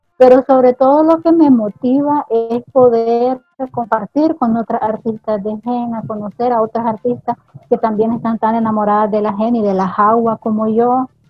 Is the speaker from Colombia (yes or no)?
no; Nicaragua; aquí en Nicaragua